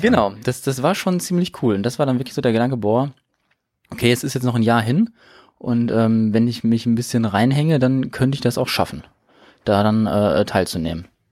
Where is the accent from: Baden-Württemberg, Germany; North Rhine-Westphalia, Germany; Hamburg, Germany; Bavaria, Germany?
North Rhine-Westphalia, Germany; Detmold; now in Bielefeld, Germany; ich bin äh, gebürtiger Detmolder